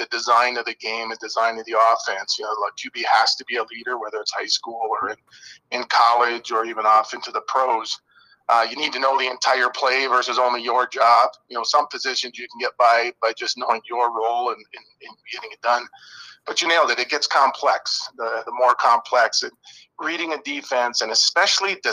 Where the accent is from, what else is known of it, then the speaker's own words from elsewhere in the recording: Iron Mountain, Michigan, United States; I grew up in Iron Mountain